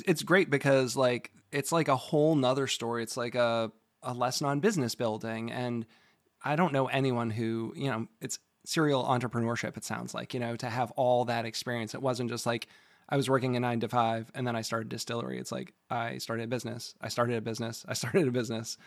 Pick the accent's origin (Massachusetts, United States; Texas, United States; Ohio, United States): Massachusetts, United States; moved away; also born or lived in Providence, Rhode Island; I'm from Massachusetts